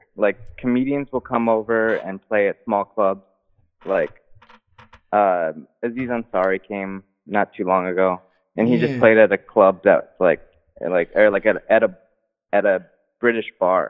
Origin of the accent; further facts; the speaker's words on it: Chicago, Illinois, United States; moved away as an adult; now in Japan; I'm from Chicago. But my, I got married out here actually to someone who's from the UK and, we've been dealing with immigration for like 2 years.